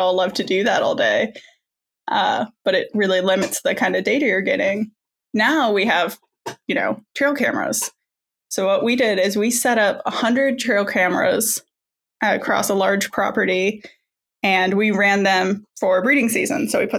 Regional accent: Indiana, United States; moved away as an adult; also born or lived in Washington State / Mississippi; I grew up in Indiana. That's where kind of I'm originally from.

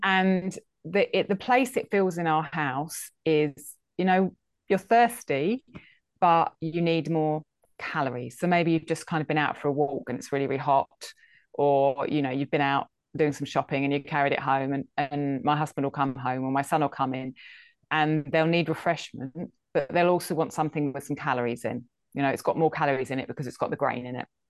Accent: England, United Kingdom; I think I'm English. I'm from Britain

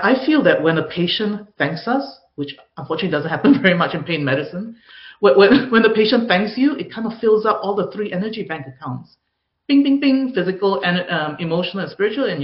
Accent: Singapore; I grew up in Singapore where perfectionism is the norm.

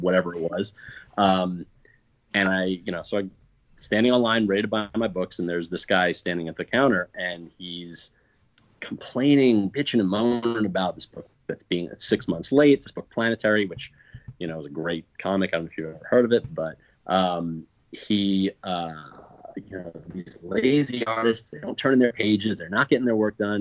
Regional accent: East Coast, United States; we're from the East Coast

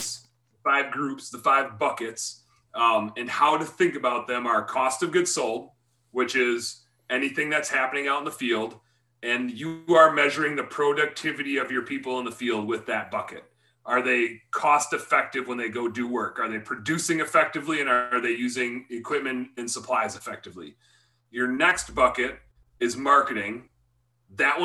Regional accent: Wisconsin, United States; I'm from Wisconsin

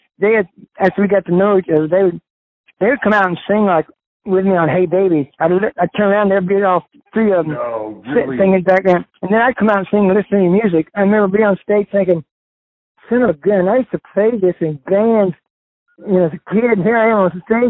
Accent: Indiana, United States; born or raised there

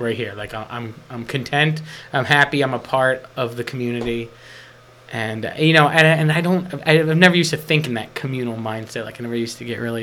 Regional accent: Atlantic County, New Jersey, United States; I grew up in Atlantic County

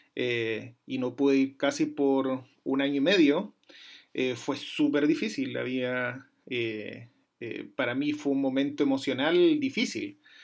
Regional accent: Chile; moved away

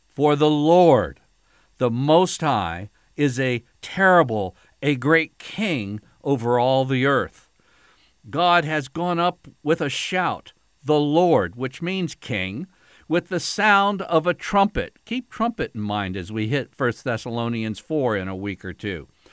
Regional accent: United States; as an American

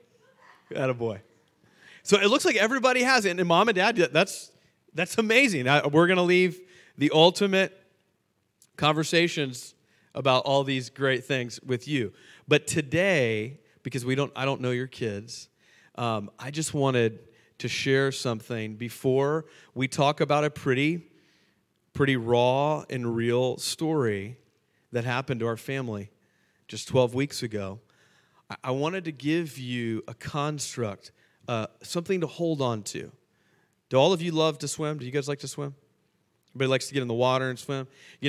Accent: Fort Lauderdale, Florida, United States; moved away as an adult; now in Charlotte, United States; we're both from Fort Lauderdale, both born and raised

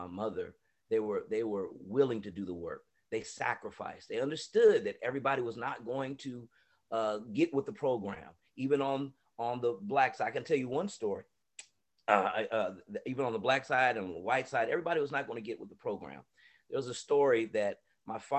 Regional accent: San Diego, California, United States; also born or lived in Atlanta; leaving from San Diego and seeing the things that we were up against, you know, racially and just inequities that we were up against here in San Diego

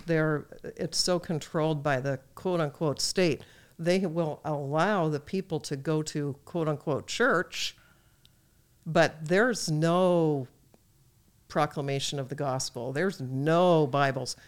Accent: United States; as an American

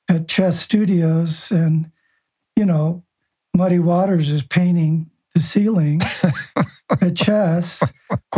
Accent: Buenos Aires, Argentina; Buenos, Argentina. Yeah, Buenos Aires.

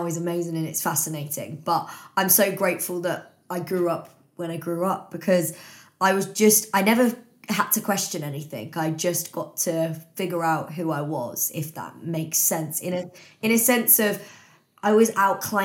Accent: Bletchley, South East England, United Kingdom; I now live like just outside Milton Keynes, but I grew up in Bletchley, went to school around here

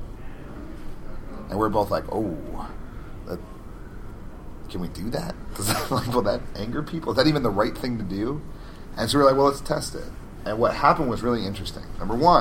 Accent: Albuquerque, New Mexico, United States; Albuquerque, my hometown

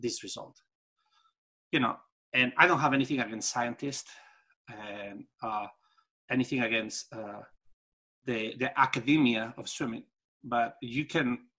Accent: Spain; English is a second language; moved away as an adult; I come from Europe, and the way they taught us how to, in Spain, when I had my title of superior coach

